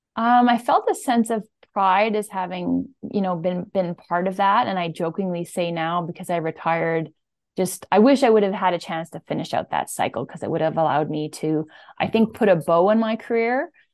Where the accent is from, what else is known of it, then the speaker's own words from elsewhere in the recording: Saint-Bruno-de-Montarville, Quebec, Canada; I'm from Saint Bruno, Quebec, which is just outside of Montreal.